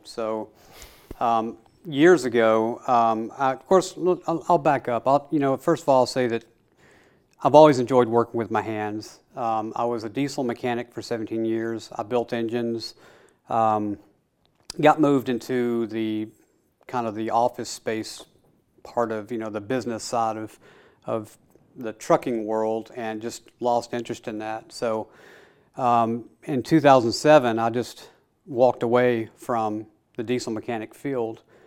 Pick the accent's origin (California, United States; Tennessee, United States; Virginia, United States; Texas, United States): Tennessee, United States; Middle; I was born and raised here in Middle Tennessee